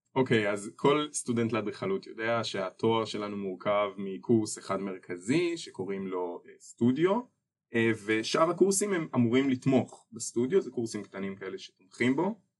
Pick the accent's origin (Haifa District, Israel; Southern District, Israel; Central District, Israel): Central District, Israel; Ness Ziona; אני גם במקור מנס ציונה